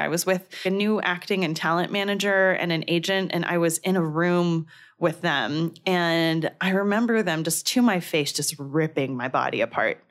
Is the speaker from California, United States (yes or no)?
yes; Danville, California, United States; I grew up in a city called Danville, California